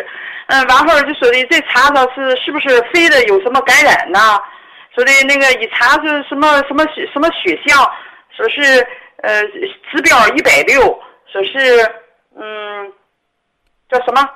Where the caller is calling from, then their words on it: Dandong, Liaoning, China; 啊，我是丹东的朋友。